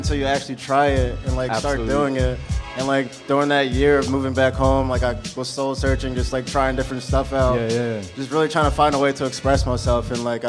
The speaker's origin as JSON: {"language": "English", "area": "Atlantic City / Cherry Hill", "region": "New Jersey", "country": "United States", "tie": "born or raised there", "moved": "as an adult", "lives_now": "Philadelphia, United States", "said": "I was born in Atlantic City, then I moved to Cherry Hill."}